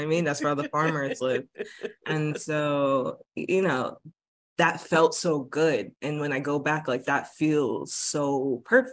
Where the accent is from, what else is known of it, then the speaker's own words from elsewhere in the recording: United States; also born or lived in Bridgeport, Connecticut; growing up in America